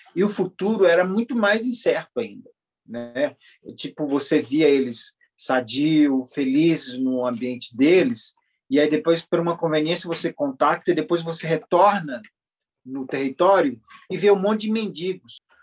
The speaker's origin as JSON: {"language": "Portuguese", "area": "Javari Valley", "region": "Amazonas", "country": "Brazil", "said": "sou do Vale do Javari"}